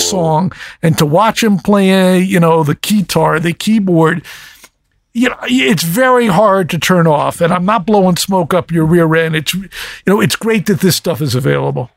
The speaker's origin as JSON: {"language": "English", "region": "East Coast", "country": "United States", "tie": "born or raised there", "moved": "yes", "said": "I grew up on the East Coast"}